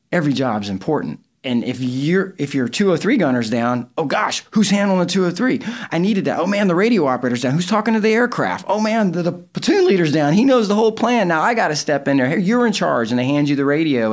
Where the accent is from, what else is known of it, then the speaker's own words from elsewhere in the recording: the South, United States; I grew up in the South